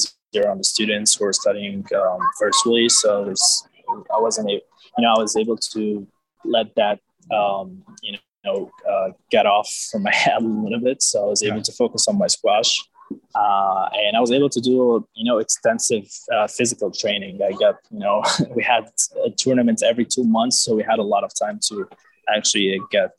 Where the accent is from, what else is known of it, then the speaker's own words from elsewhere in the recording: Egypt; back in high school in Egypt